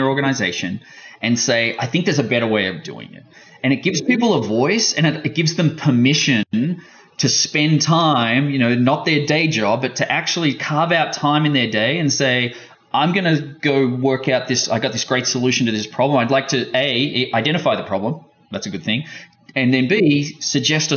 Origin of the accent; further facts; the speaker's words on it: Australia; being Australian